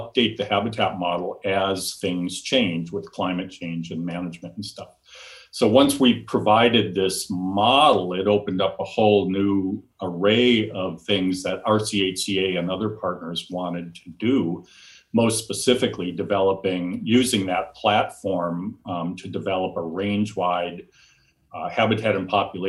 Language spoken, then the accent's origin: English; Wisconsin, United States; moved away as an adult; also born or lived in Tucson, Arizona; now in Southern California, United States; I grew up just fascinated by wild critters where I grew up in Wisconsin